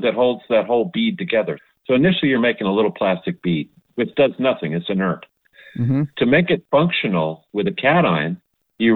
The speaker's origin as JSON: {"language": "English", "area": "Long Island", "region": "New York", "country": "United States", "tie": "born or raised there", "moved": "as an adult", "lives_now": "Philadelphia, United States", "said": "I grew up on Long Island. I was a New Yorker."}